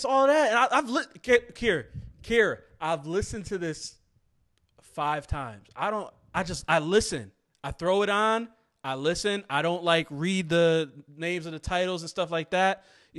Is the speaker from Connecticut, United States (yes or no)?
yes; Connecticut, United States; I'm from Connecticut, tri-state area. I grew up listening to the New York rappers.